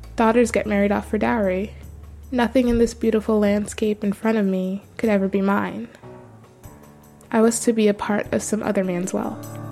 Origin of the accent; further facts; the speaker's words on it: Toronto, Ontario, Canada; my family lived in Toronto for two decades